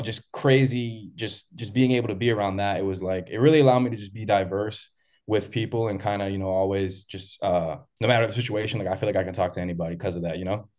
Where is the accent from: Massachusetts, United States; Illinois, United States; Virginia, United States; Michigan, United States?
Massachusetts, United States; Malden; growing up in Malden, just being in the city